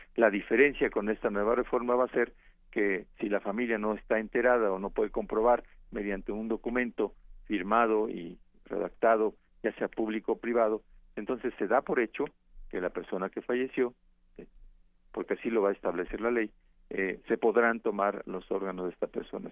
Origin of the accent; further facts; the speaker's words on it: Mexico; cómo somos los mexicanos